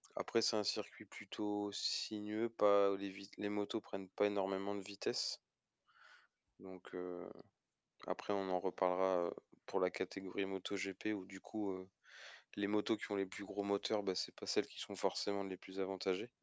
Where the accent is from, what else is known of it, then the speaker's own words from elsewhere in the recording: France; en tant que Français